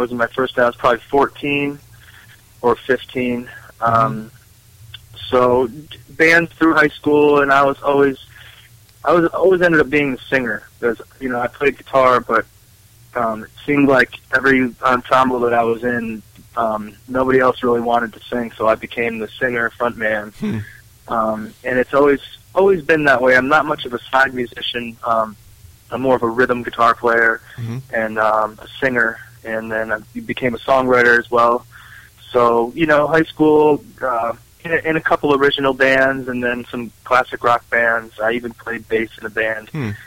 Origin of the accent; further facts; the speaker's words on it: Western Massachusetts, United States; moved away as an adult; now in Boulder City, United States; I'm from Western Massachusetts, from country, you know, dirt roads, wide open country, not much going on.